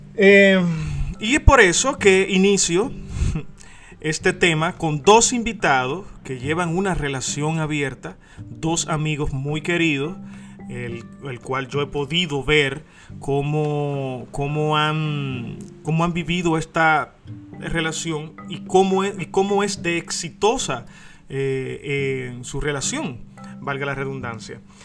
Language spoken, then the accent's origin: Spanish; Dominican Republic; como muchos dominicanos decimos